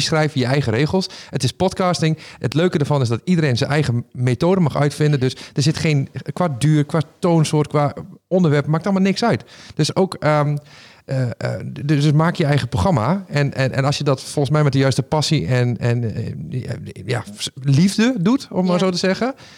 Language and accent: Dutch; Raalte, Overijssel, Netherlands; accent: Low Saxon; ik ben opgegroeid in het Neder-Saxisch, om het maar zo te zeggen. Maar ik kom uit ja, Midden-Overijssel, uit de buurt van Raalte.